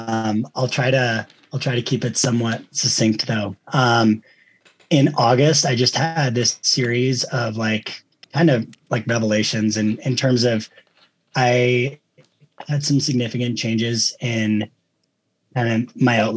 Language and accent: English; New Hampshire, United States; I'm originally from New Hampshire. I grew up doing a lot of running and skiing